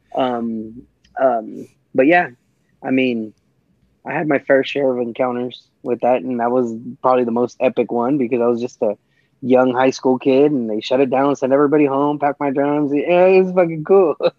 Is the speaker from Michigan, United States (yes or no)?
no; California, United States; I'm a Californian